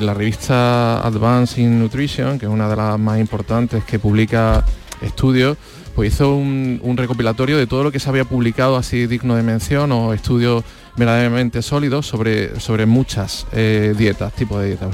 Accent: Andalusia, Spain; los andaluces en particular, los españoles en general, porque es algo muy nuestro

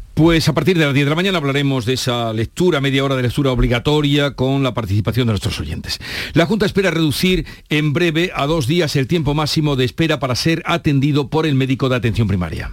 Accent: Villanueva de Córdoba, Andalusia, Spain; mi eh. pueblo, que soy de los Pedroches, bueno, de Villanueva de Córdoba

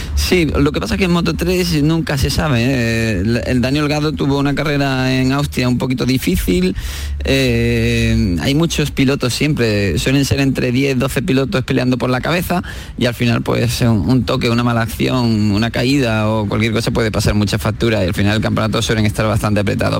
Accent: Spain; somos españoles

